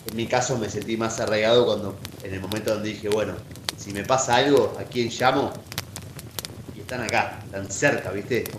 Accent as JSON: {"language": "Spanish", "region": "Buenos Aires", "country": "Argentina", "tie": "born or raised there", "moved": "as an adult", "lives_now": "Bariloche, Argentina", "said": "nacido y criado en en Capital Federal, en el barrio de Caballito"}